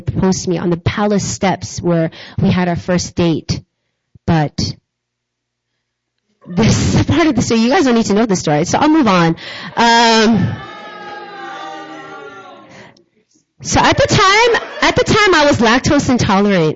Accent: New York, United States; moved away as an adult; also born or lived in South Korea; I'm a New Yorker. All of my family was in New York

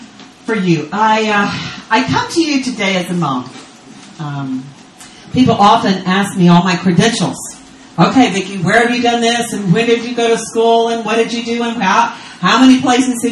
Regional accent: Texas, United States; moved away as an adult; now in Israel; I'm American from Texas, but I don't live in the U.S. anymore. I live in Israel on the Sea of Galilee.

